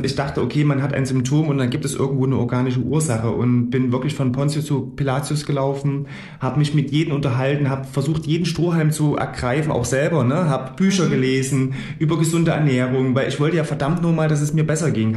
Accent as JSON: {"language": "German", "town": "Gera", "region": "Thuringia", "country": "Germany", "tie": "born or raised there", "also_born_or_lived": "Coburg / Frankfurt", "said": "ich bin gebürtiger Gerscher, hier aufgewachsen"}